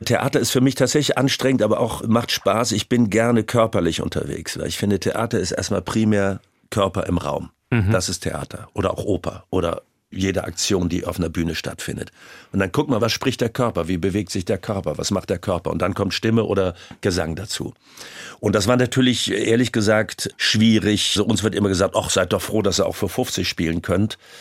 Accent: Rhineland, Germany; Ich bin ja auch Rheinländer

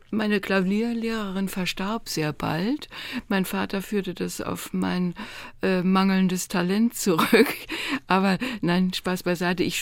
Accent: Hamburg, Germany; Als Hamburgerin hört man sowas gar nicht gern.

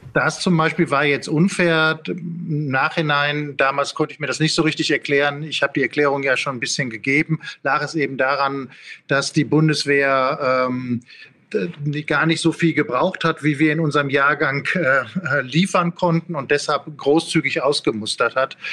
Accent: Ruhr area, North Rhine-Westphalia, Germany; ich komme aus dem Ruhrgebiet

